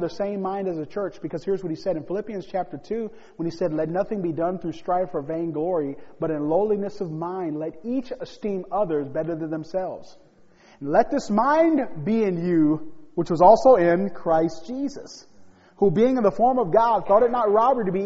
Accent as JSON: {"language": "English", "town": "Gary", "region": "Indiana", "country": "United States", "tie": "born or raised there", "said": "I was born in Gary, Indiana"}